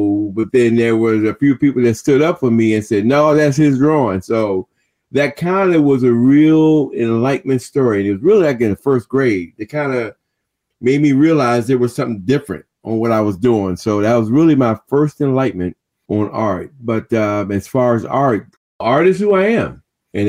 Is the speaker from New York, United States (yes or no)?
no; Washington, District of Columbia, United States; I'm from Washington, D.C. Born and kind of grew up in Berry Farms in Anacostia.